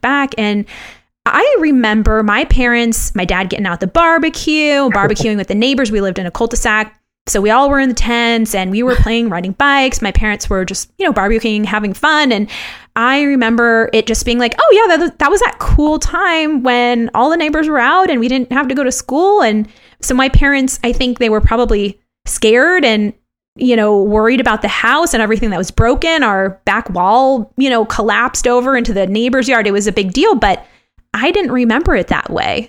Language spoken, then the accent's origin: English; Los Angeles, California, United States; moved away; when I was uh, younger back in Los Angeles